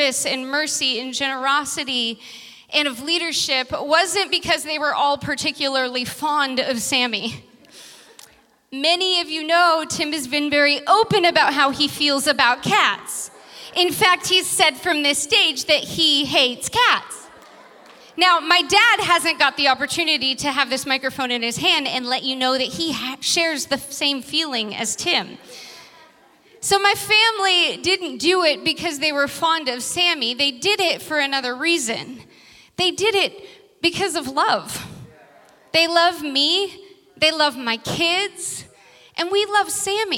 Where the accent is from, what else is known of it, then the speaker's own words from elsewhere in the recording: Vacaville, California, United States; now in San Francisco, United States; Uncle Danny is my brother who lives back in my hometown on 5 acres, farmer Uncle Danny.